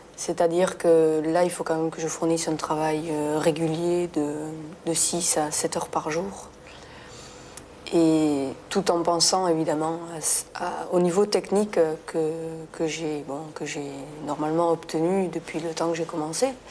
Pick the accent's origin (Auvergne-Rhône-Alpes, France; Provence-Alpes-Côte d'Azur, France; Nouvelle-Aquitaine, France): Nouvelle-Aquitaine, France; Béarn; now in Versailles, France; j'ai beaucoup d'attaches avec mon pays natal, tout simplement parce que j'ai toute ma famille euh, dans la région, dans le sud-ouest, dans le Béarn